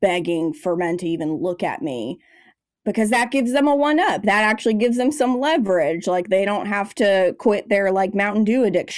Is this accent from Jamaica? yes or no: no; Los Angeles, California, United States; And then I came to LA, which is my hometown. I basically just came home and kept going, kept doing the damn thing.